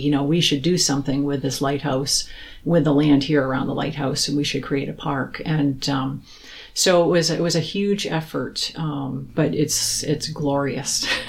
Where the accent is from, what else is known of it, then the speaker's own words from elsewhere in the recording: South Portland, Maine, United States; I grew up in South Portland, lived here through the, you know, 70s, 80s, 90s